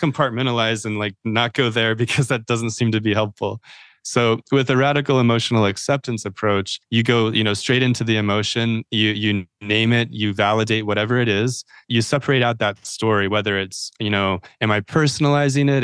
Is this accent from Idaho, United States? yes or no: yes; Idaho, United States; I'm from Idaho, I think people think that I might be a Mormon or L D S faith